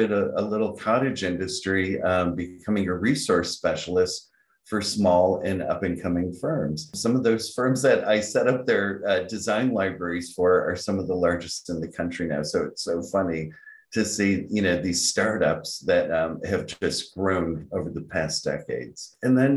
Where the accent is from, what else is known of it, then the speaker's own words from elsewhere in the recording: Rochester, New York, United States; I grew up in Rochester, New York